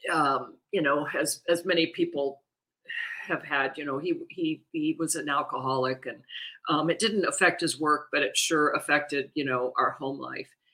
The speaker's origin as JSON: {"language": "English", "region": "Missouri", "country": "United States", "said": "I'm from Missouri"}